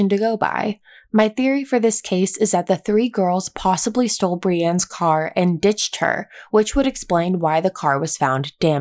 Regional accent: East Coast, United States; now in California, United States; I grew up on the East Coast

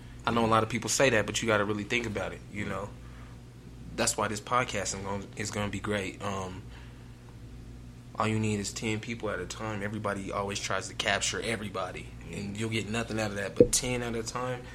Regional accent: Denver, Colorado, United States; growing up in the Bills

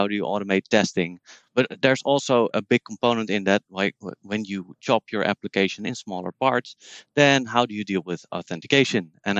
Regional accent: Netherlands; English is a second language; I'm from the Netherlands. I live in Utrecht

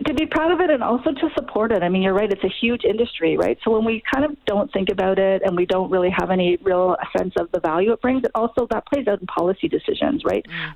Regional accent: Ontario, Canada; I'm in Ontario right now, so I grew up in Ontario

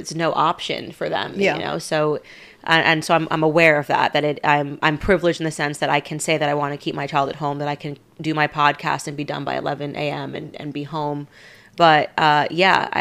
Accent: Stamford, Connecticut, United States; moved away as an adult; now in Tennessee, United States; I grew up in Stamford, Connecticut

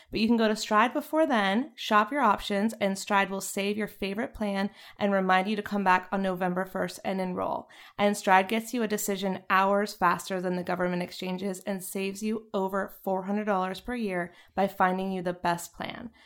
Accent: North Carolina, United States; moved away; I was from North Carolina

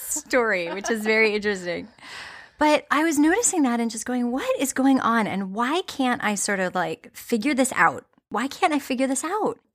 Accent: United States; as American consumers

